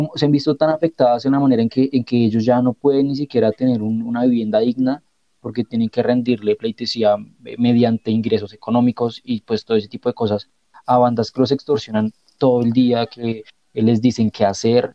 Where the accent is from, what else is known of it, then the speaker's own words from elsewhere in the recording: Colombia; como colombianos y como jóvenes